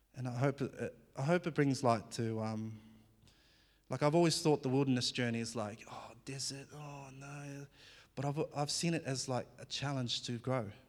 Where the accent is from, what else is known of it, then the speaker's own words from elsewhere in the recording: New Zealand; accent: Kiwi; English is a second language; moved away as an adult; also born or lived in Fiji / Albury-Wodonga, Australia; now in Australia; I was born in Fiji, and I, um, grew up in New Zealand by the age of four, so I did all my schooling in New Zealand. So you might hear a bit of a, a Kiwi accent now and again